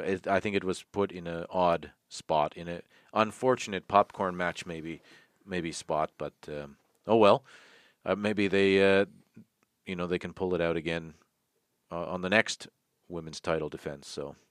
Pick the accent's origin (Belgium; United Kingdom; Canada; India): Canada; Toronto, Ontario; my hometown, Tirana, Ontario